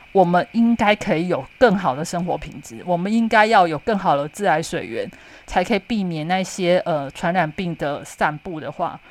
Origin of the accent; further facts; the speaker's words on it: Xinzhuang, New Taipei, Taiwan; 我老家是在头前庄附近